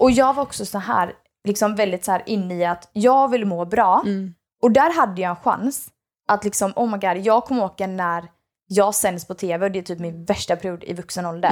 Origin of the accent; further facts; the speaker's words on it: Sweden; first language Swedish; jag är ju heljugge egentligen. Mm. Alltså jag är egentligen inte svensk. Mm. Uh, förutom att jag är såklart född där